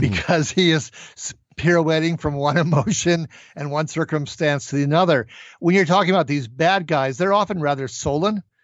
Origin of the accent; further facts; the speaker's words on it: Minnesota, United States; my home state of Minnesota